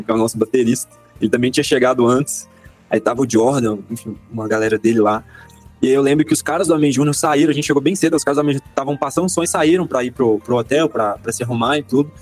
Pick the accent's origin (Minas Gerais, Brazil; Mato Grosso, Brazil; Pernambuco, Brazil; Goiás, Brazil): Minas Gerais, Brazil; Belo Horizonte; sou aqui de BH também, nascido e criado, moro no bairro Santo André